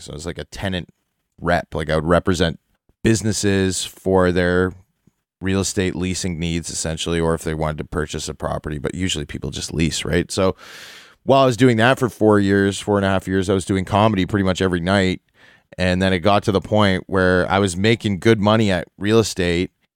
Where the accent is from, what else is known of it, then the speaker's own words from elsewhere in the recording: Toronto, Ontario, Canada; I grew up downtown Toronto. I grew up in the Annex, Bloor and Bathurst